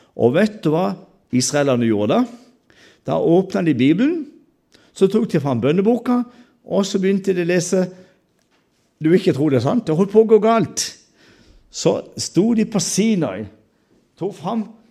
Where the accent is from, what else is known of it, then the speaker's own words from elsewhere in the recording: Sørlandet, Agder, Norway; alle disse stammespråkene hjemme på Sørlandet